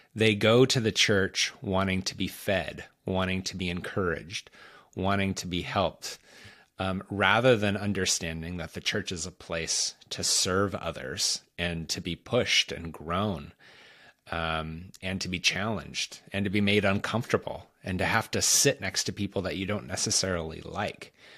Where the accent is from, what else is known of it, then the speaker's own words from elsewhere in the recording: United States; we as American Christians